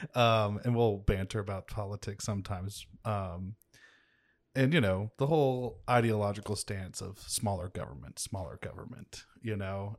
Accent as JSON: {"language": "English", "town": "Kansas City", "region": "Missouri", "country": "United States", "tie": "born or raised there", "also_born_or_lived": "Grand Valley", "said": "my hometown"}